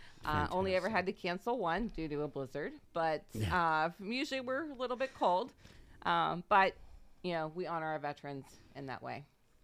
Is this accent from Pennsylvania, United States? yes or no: yes; Pennsylvania, United States; I'm originally from the Wattsburg, Northeast Township area, out in the rural area there.